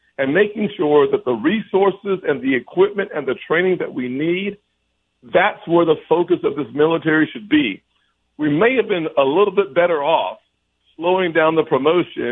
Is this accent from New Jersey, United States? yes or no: no; South Carolina, United States; my home state of South Carolina